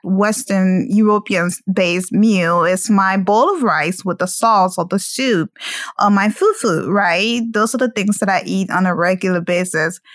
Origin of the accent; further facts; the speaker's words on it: Liberia; moved away; I'm originally from Liberia